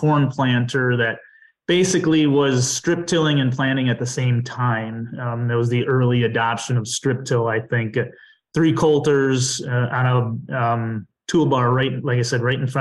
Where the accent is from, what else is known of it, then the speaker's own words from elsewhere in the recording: southwest Dodge County, Wisconsin, United States; also born or lived in Chicago; I grew up on a farm in southwest Dodge County, Wisconsin